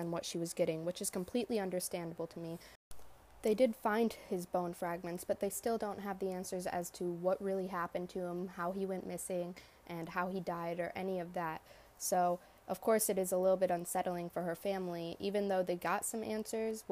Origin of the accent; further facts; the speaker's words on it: hometown near DeKalb, Illinois, United States; my hometown